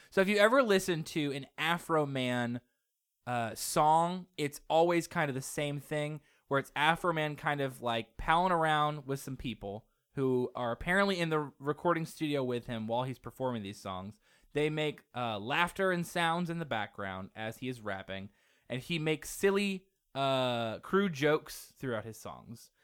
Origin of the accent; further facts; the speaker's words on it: Muncie, Indiana, United States; we come from Muncie